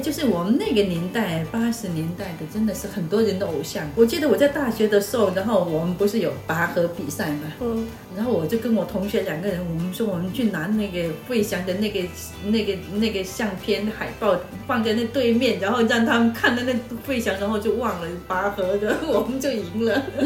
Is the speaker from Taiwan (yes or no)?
no; Shantou, Guangdong, China; 那当然是我家乡了，汕头市。那大概是比较休闲的一个城市